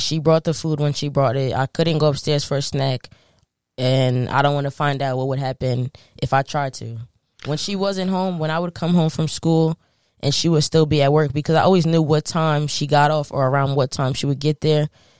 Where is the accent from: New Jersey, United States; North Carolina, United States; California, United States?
New Jersey, United States; we growing up in North Jersey, me and her lived in a townhouse.